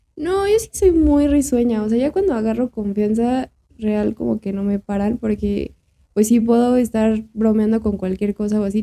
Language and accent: Spanish; Mexico